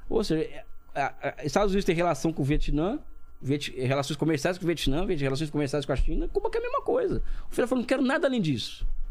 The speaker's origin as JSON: {"language": "Portuguese", "country": "Brazil", "said": "sou brasileiro"}